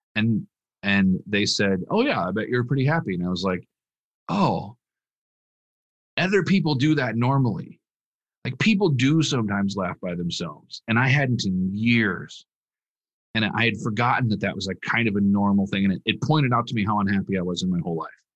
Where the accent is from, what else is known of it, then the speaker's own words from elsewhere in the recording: Minnesota, United States; moved away as an adult; now in Las Vegas, United States; I'm from Minnesota